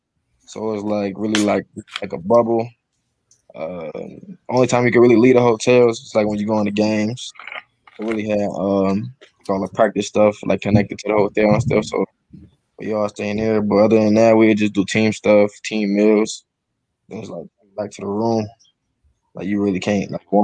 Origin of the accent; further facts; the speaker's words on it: Buffalo, New York, United States; I grew up in Buffalo